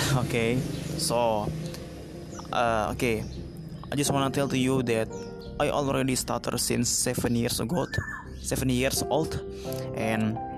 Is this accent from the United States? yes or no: no; Jakarta, Indonesia; English is a second language; I'm from Indonesia, exactly exactly in Jakarta, but exactly I live in District Tangerang Selatan.